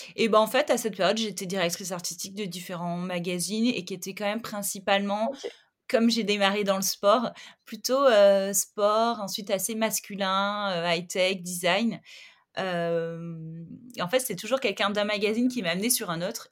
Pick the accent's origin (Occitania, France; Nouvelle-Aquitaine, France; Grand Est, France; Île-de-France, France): Occitania, France; Montpellier; now in Paris, France; je suis originaire de Montpellier, je vis à Paris